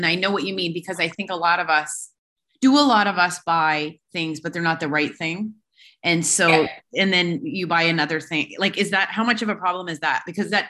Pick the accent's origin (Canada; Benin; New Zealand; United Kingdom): Canada; now in Dubai, United Arab Emirates; I'm from Canada